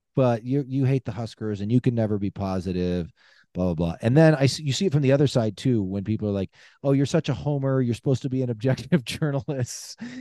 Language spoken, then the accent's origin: English; Lincoln, Nebraska, United States; moved away; I grew up in Lincoln, born and raised, uh, don't currently live there. I live out of state